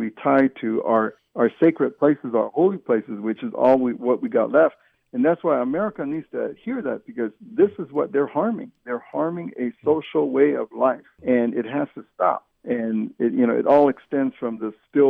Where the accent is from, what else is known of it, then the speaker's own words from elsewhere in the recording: San Carlos Apache, Arizona, United States; we're 15 different bands of Apache, and we're exiled out of our places and brought to San Carlos as prisoners of war